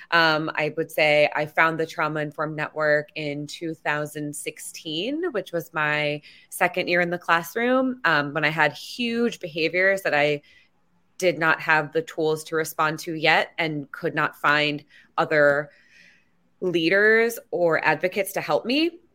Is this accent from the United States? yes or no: yes; Washington, District of Columbia, United States; it's my hometown. Um, I'm born and raised in D C.